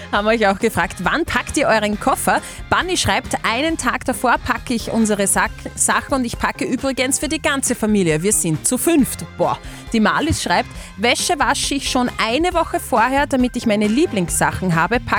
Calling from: Linz, Upper Austria, Austria; Aus Linz.

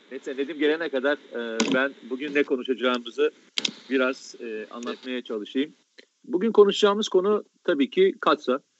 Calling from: Alaska, United States; E, ben Alaska'dan, kendisi Teksas'tan bağlanıyor şu anda.

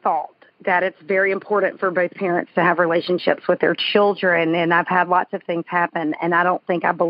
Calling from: Indian Pass, Florida, United States; I am calling you from Indian Pass, Florida.

